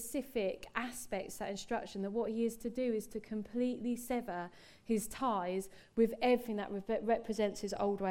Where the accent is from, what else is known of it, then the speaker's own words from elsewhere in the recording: England, United Kingdom; me as an English person